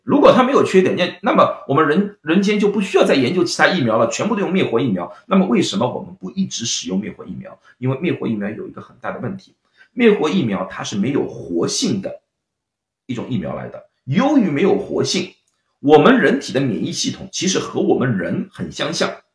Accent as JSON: {"language": "Chinese", "region": "Shanghai", "country": "China", "moved": "yes", "lives_now": "San Francisco, United States", "said": "我是上海人，就是浦西浦东嘛"}